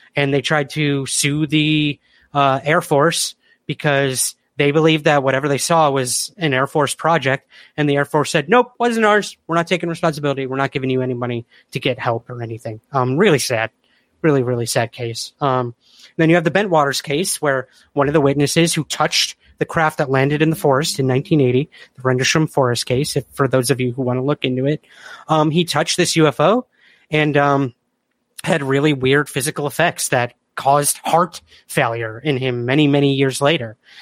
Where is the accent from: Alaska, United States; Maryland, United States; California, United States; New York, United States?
New York, United States; Syracuse; I'm from Syracuse, New York.